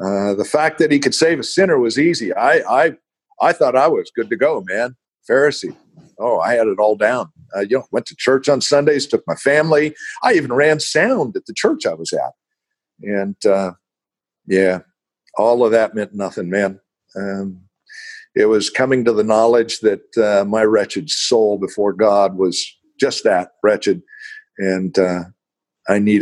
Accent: United States; also born or lived in Sacramento; I'm an American

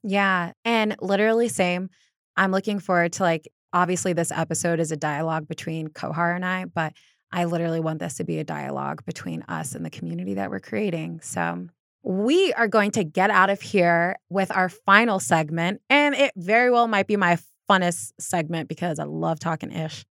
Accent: Northeast Ohio, United States; I grew up in Northeast Ohio

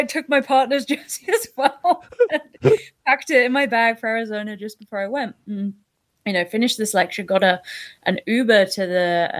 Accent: Toronto, Ontario, Canada; Like, we come from Toronto.

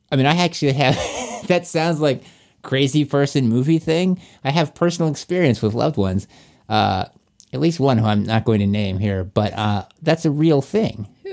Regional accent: Virginia, United States; that's in my home state there.

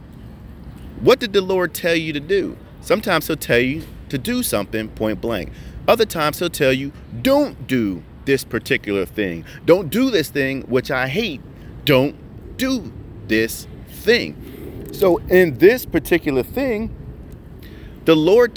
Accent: New Jersey, United States; moved away; I'm originally from Jersey, so when I say better, it sounds like better.

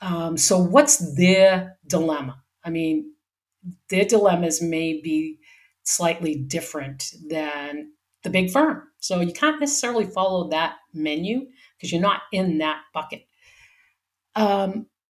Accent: Boston, Massachusetts, United States; also born or lived in Wyoming; now in San Diego, United States; I grew up in Boston where it went from hot, humid summers to wicked cold, windy, wet winters

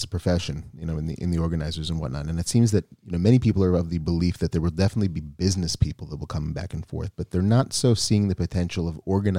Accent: United States; You know, we take that for granted, sure, growing up in the United States, that we understand that a little bit more.

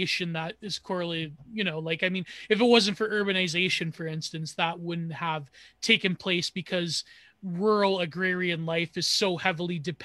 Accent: Canada; I am a product of fucking Canadian multiculturalism because, well, not really. I mean, when my Italian ancestors came here

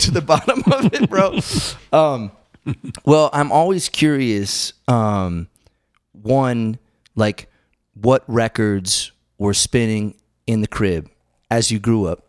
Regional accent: Western Massachusetts, United States; moved away as an adult; I was in Massachusetts for the you know, twenty-seven years

